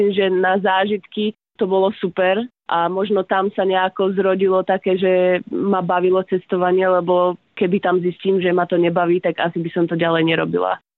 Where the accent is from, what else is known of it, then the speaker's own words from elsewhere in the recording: Prievidza, Trenčín Region, Slovakia; Pochádzam z Prievidze, celý život som tam žila, aj tam žijem v Prievidzi